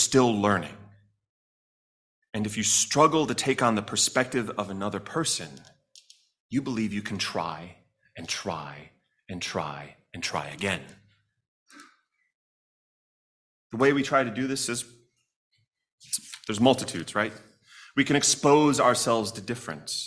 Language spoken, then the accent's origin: English; Chicago, Illinois, United States; my hometown of Chicago